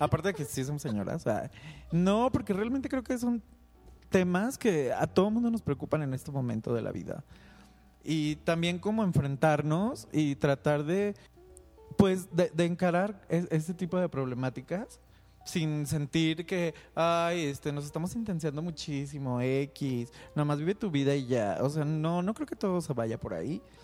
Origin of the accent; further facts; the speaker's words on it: Guadalajara, Jalisco, Mexico; soy originario de Guadalajara